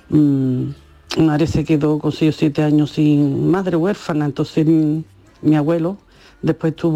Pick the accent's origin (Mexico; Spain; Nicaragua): Spain; Cádiz, Andalusia; porque soy gemelo con mi hermano y en Cádiz, todo que sea mellizo o gemelo, le dicen ….